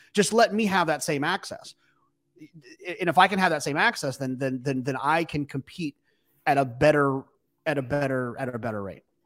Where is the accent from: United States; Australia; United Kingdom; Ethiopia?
United States; Texas; I'm from Texas